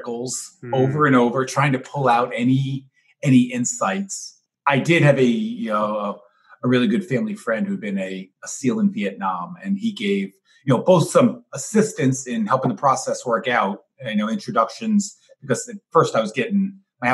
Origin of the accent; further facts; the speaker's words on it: New York City, New York, United States; now in Milwaukee, United States; I grew up in New York, born and raised in Manhattan